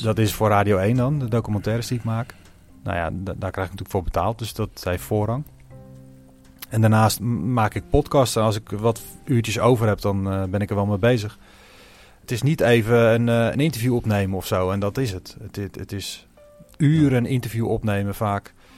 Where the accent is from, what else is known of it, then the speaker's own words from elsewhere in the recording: Leiden, South Holland, Netherlands; we komen uit Leiden